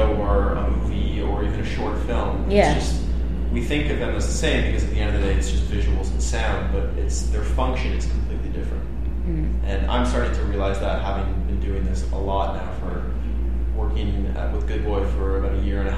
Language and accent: English; Canada; now in Brooklyn, United States; I'm from Canada, actually, so I go home a few times a year.